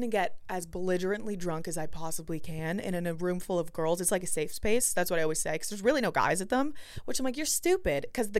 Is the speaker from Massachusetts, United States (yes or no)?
yes; Boston, Massachusetts, United States; moved away as an adult; also born or lived in Cleveland, Ohio / Los Angeles; and I'm from Boston.